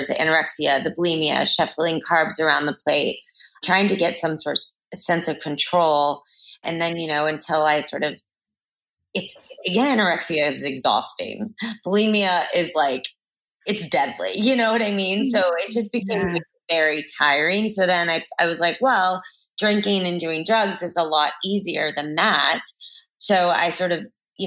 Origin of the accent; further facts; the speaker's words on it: Texas, United States; growing up in Texas